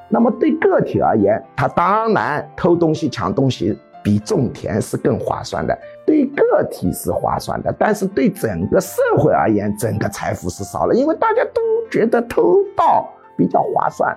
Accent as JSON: {"language": "Chinese", "country": "China", "said": "我们中国人"}